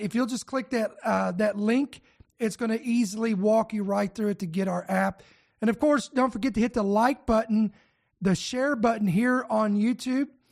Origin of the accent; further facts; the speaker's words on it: United States; I'm a citizen here of America